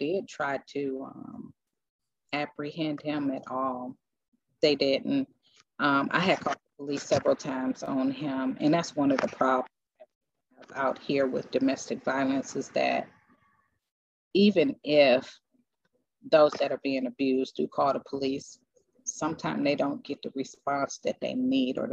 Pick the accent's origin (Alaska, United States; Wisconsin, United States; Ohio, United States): Ohio, United States; Cleveland; moved away; I'm originally from Cleveland, Ohio